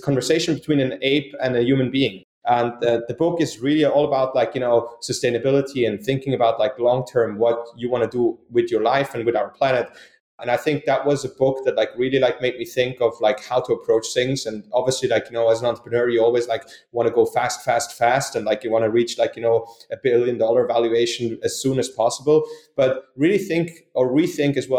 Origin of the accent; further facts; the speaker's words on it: Switzerland; moved away as an adult; now in United States; I grew up in Switzerland. I'm Swiss. I moved to the United States